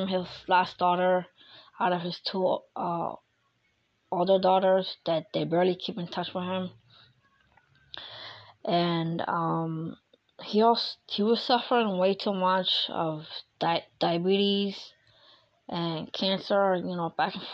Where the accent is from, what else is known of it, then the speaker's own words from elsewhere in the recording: Philadelphia, Pennsylvania, United States; moved away; my hometown in Philadelphia